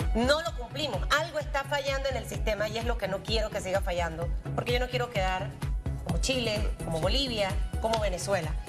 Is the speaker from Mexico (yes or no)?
no; Panama; como panameña